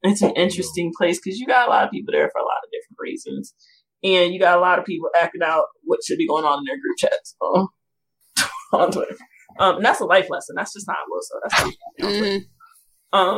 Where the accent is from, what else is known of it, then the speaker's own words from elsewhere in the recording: the South, United States; because I'm from the South